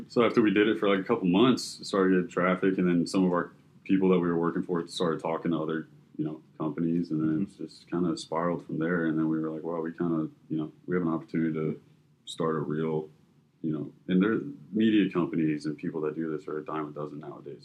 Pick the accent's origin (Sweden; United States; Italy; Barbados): United States; Fort Lauderdale, Florida; I'm born and raised in Fort Lauderdale as well